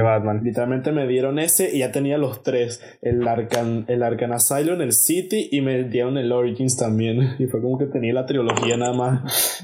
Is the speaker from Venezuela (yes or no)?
yes; Venezuela; now in Spain; uno como venezolano